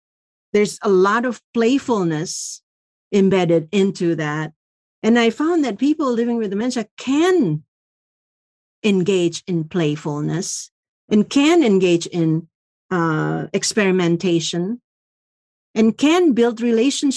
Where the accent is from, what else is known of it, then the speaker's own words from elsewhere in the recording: Indonesia; now in United States; I grew up in Indonesia